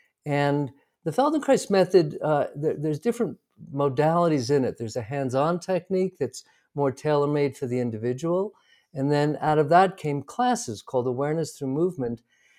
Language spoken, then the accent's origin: English; New York City, New York, United States; now in Santa Fe, United States; Well, I'm from New York City originally. I now live in Santa Fe, New Mexico for the past 20 odd years.